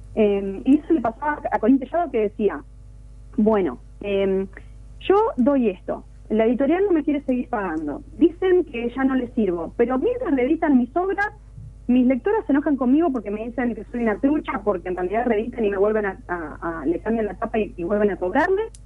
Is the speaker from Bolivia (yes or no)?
no; Argentina; nos tocan como, como argentinos